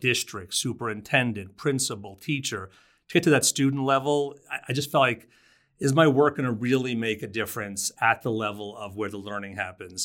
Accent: New Jersey, United States; moved away as an adult; also born or lived in Brooklyn, New York / Kauai, Hawaii; now in Fort Collins, United States; I was born in Brooklyn, uh, lived there till I was four and I grew up in New Jersey

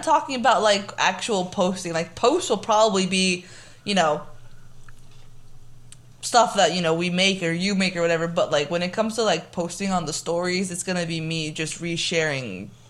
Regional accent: Armenia; So I'm your local Swana person. So I'm from Armenia. I grew up, you know, very, very, very sheltered.

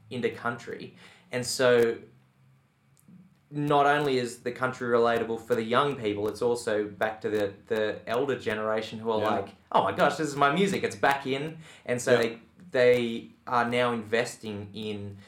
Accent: Tamworth, New South Wales, Australia; I grew up in Tamworth

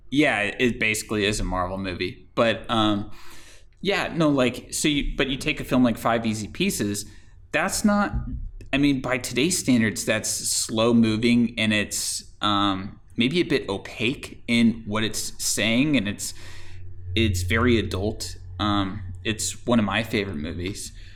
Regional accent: Florida, United States; I grew up in Florida

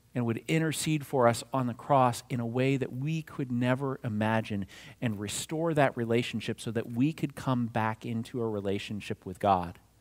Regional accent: New Castle, Pennsylvania, United States; moved away; No matter how far I roam, I am always from Lawrence County, Newcastle, Pennsylvania.

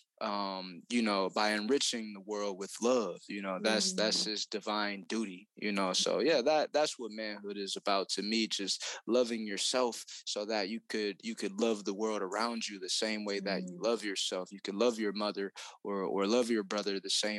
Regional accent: Detroit, Michigan, United States; I was raised in Detroit, Michigan

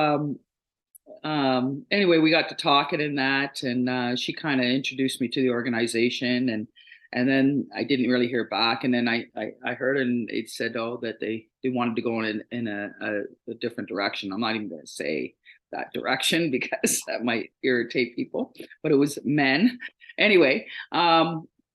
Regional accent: Toronto, Ontario, Canada; I'm a true Torontonian. I was born and raised in Toronto.

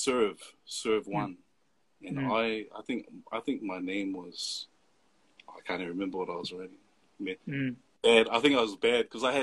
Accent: Auckland, New Zealand; coming from Mangere, South Auckland, that's all you see, just Polys most of the time

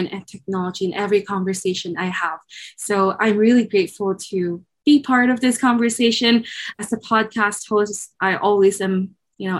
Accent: Philippines; moved away as an adult; now in Canada; I am from the Philippines, grew up and born and raised in the Eastern culture. And then when I was nearing my 20s, so I was around 19, I moved to Canada

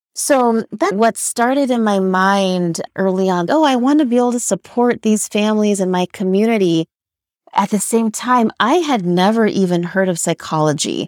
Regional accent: Los Angeles, California, United States; I was born and raised in Los Angeles.

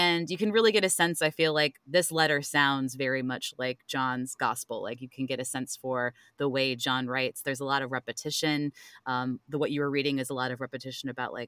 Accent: Cleveland, Ohio, United States; now in Richmond, United States; I live in Richmond now, but I grew up in Cleveland

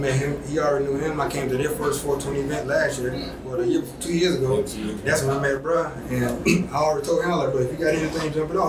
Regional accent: Georgia, United States; moved away as an adult; also born or lived in Texas; now in Charlotte, United States; I'm from Georgia.

